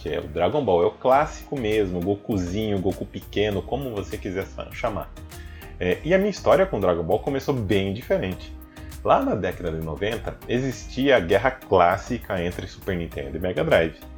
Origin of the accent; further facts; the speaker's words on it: Guariba, São Paulo, Brazil; acabaram enviando uma galerinha japonesa lá para minha cidade natal, a megalópole Guariba. Só que não, né? Na cidade bem pequena, gente.